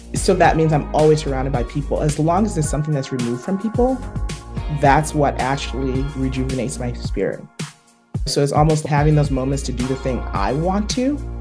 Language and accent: English; Liberia; moved away; also born or lived in Buffalo; I was born in Liberia.